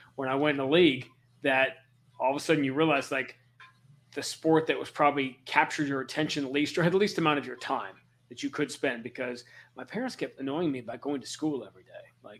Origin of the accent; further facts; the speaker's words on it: New York City, New York, United States; also born or lived in Minnesota; now in Boston, United States; I grew up in Greenwich Village on Bleecker Street.